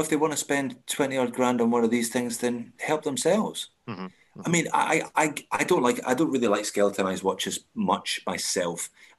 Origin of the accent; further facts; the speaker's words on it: Ardrossan, Scotland, United Kingdom; now in Australia; Don't tell people I'm from Ardrossan.